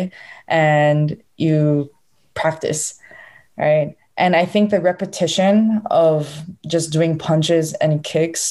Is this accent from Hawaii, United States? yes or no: yes; Honolulu, Hawaii, United States; So I was born in Honolulu, Hawaii